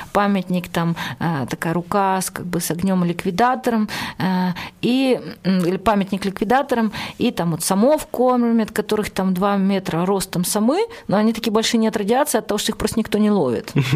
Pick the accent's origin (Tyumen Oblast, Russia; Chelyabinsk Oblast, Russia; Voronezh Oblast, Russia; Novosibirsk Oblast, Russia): Chelyabinsk Oblast, Russia; Chelyabinsk; я из Челябинска